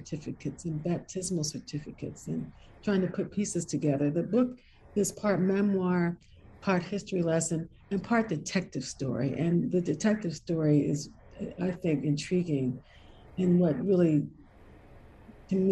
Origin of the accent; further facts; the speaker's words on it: Washington, District of Columbia, United States; moved away as an adult; now in Richmond, United States; I grew up, very comfortably a young Black girl in Washington, D.C.